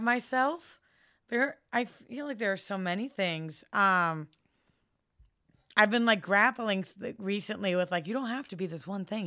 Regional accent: San Francisco, California, United States; I was very, very lucky to grow up someplace as, uh, liberal and free and open as, as San Francisco

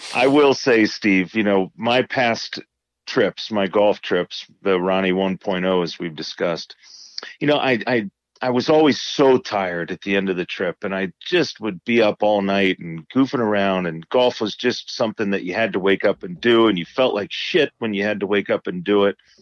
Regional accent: Indiana, United States; growing up in Indiana

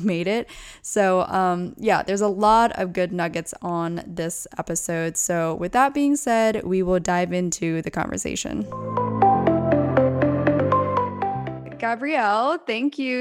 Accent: between Lancaster and Reading, Pennsylvania, United States; also born or lived in Orange County; now in Los Angeles, United States; I'm from between Lancaster and Reading

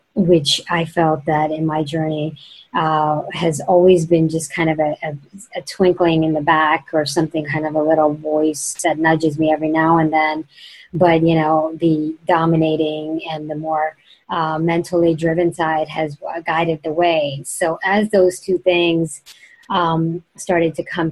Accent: India; moved away; growing up in India

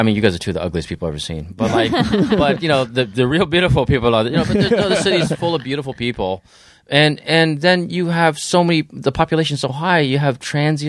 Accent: San Diego, California, United States; But like, you know, but that's my hometown. That's only 3 or 4 million people.

